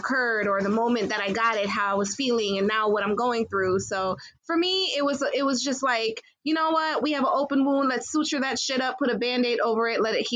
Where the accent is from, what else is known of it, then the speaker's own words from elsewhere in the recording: Jamaica; I am Jamaican